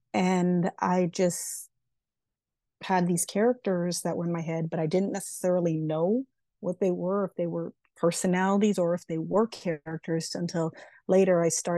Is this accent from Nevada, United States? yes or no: yes; Las Vegas, Nevada, United States; I am originally from Las Vegas. I'm turning 48 next week, a middle child, Capricorn Aquarius cusp baby, and former military brat.